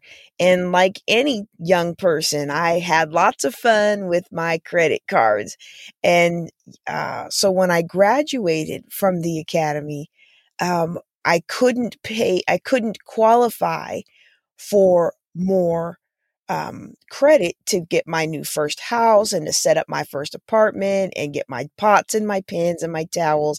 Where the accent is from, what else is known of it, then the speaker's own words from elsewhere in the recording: Japan; also born or lived in Wilkes-Barre / Germany / United States; I was born in Wilkes-Barre, PA, but most of my childhood was spent in Japan and Germany.